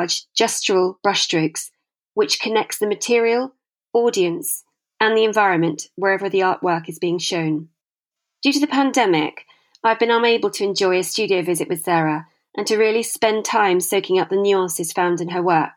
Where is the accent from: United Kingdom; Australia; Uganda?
United Kingdom; now in Sweden; a British expat, art historian and gallerist based in Sweden